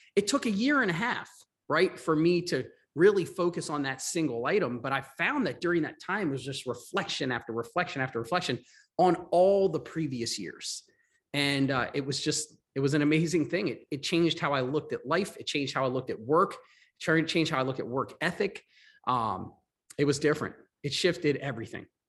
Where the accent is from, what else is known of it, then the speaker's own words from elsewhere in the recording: Maryland, United States; also born or lived in Long Island, New York / Florida; I was born in New York, in Long Island. Um, but a, at a young age, I moved to Maryland. Uh, we, I grew up in Maryland